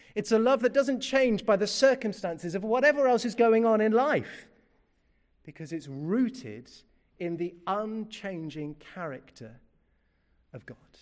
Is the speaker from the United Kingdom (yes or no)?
yes; United Kingdom; I'm British through and through